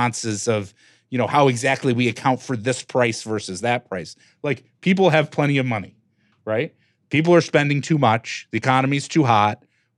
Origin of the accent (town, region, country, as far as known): Detroit, Michigan, United States; born or raised there